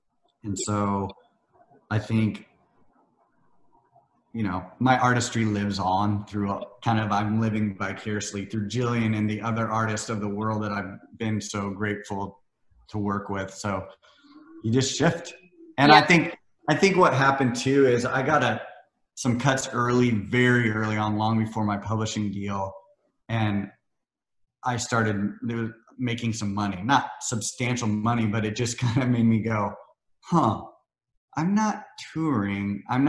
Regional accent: Missouri, United States; also born or lived in Iowa; Well, it's funny, I mean, growing up in Missouri and Iowa, you're not surrounded by the community like you are here, or LA or New York or London or any of these.

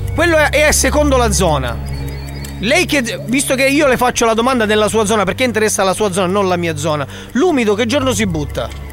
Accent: Sicily, Italy; Io sono siciliano.

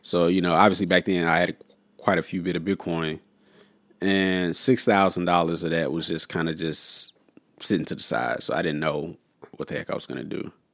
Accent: St. Louis, Missouri, United States; also born or lived in Los Angeles; I'm originally from Saint Louis, so I basically, I just went back home

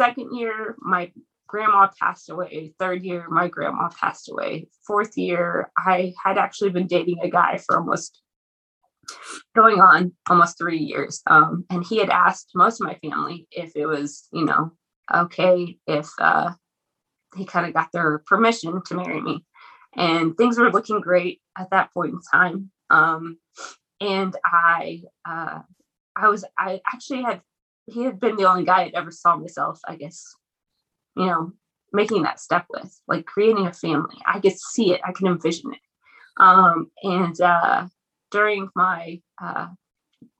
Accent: Lubbock, Texas, United States; I'm originally from Lubbock. So that's kind of where I went to school, both for undergrad and for pharmacy school.

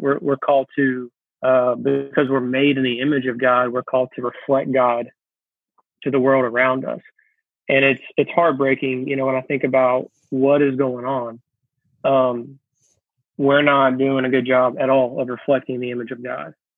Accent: Georgia, United States; moved away as an adult; also born or lived in South Carolina; now in New Orleans, United States; I live in the New Orleans area, but I'm originally from Georgia and grew up in South in uh, uh, in Georgia. I also lived in South Carolina for a little bit

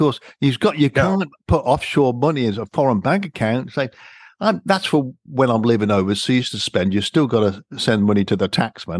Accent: United Kingdom; And I know this growing up in Britain.

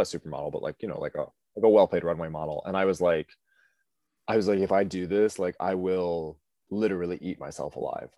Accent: Cleveland area, Ohio, United States; moved away as an adult; now in New York, United States; I'm from Ohio originally

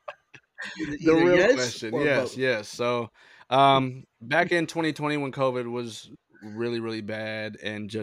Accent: Sacramento, California, United States; I am from Sacramento, California, currently still living in California in an undisclosed location

